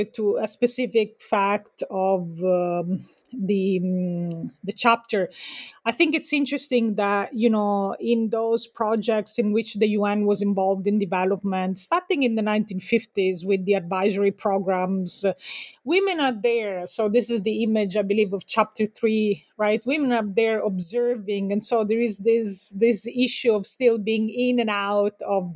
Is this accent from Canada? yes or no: no; Sicily, Italy; now in United States; I'm also from Sicily